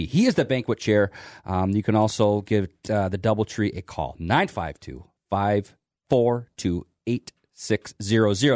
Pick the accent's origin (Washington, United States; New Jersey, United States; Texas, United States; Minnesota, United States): Minnesota, United States; Winona; growing up in Winona